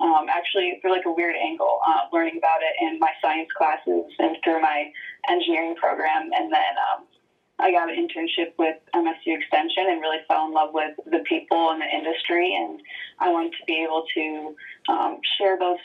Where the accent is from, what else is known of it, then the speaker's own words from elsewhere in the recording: White Lake, Michigan, United States; I grew up in White Lake, Michigan, which is a farmer town kind of in the metro Detroit area